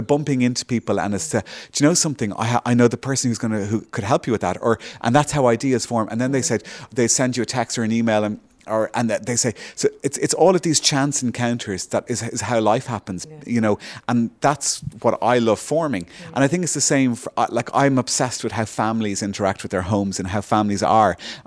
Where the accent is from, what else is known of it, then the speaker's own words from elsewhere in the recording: Ireland; growing up in Malaga, when I was in college, you'd come home